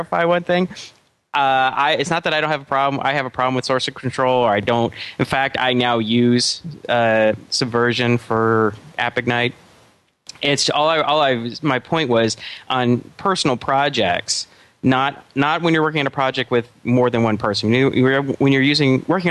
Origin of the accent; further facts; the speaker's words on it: United States; us Americans, we speak English 2.0